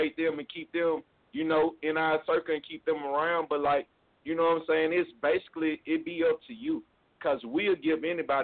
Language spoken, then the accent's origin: English; Abbeville, Mississippi, United States; now in Reno, United States; I'm from Mississippi, to be exact. I'm from Abbeville, Mississippi. That's a little town outside of Oxford, Mississippi.